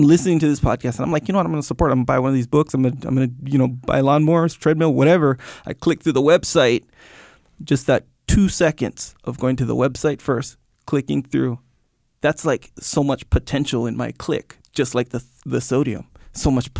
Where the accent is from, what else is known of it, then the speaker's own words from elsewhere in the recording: Canada; I was born in Canada, too